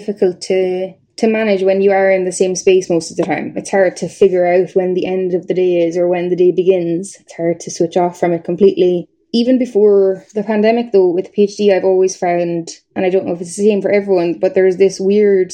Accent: Nenagh, Tipperary, Ireland; moved away as an adult; now in Belfast, United Kingdom; my hometown where I'm from, it's Nina in Tipperary, and it's a small town.

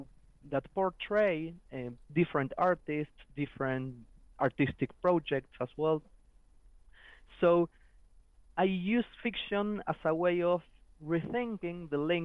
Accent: Argentina; moved away as an adult; also born or lived in Buenos Aires, Argentina / Manchester, United Kingdom; now in Aberdeen, United Kingdom; So, I come from Argentina, did my undergrad studies at the University of Buenos Aires in literature.

